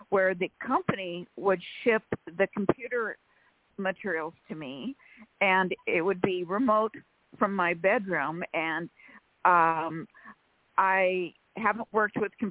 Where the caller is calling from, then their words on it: Sacramento, California, United States; from sacramento california